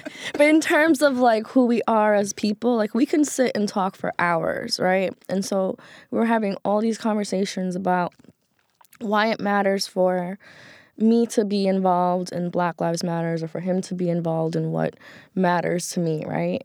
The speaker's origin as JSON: {"language": "English", "town": "New York City", "region": "New York", "country": "United States", "tie": "born or raised there", "said": "growing up in Queens, New York"}